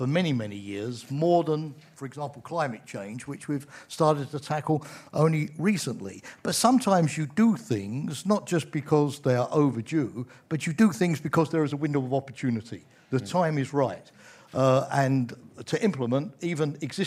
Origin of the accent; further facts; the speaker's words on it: United Kingdom; as a Brit